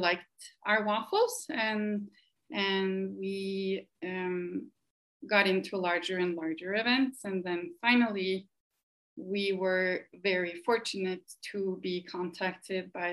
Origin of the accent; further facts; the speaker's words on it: Norway; moved away as an adult; now in United States; I am originally from Norway, and I came to the US 6 years ago